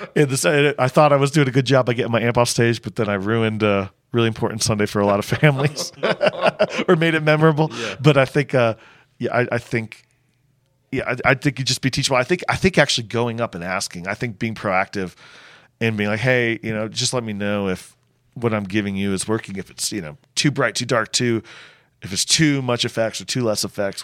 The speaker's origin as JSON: {"language": "English", "region": "Connecticut", "country": "United States", "tie": "born or raised there", "also_born_or_lived": "Charleston, South Carolina", "moved": "as an adult", "said": "I grew up in Connecticut"}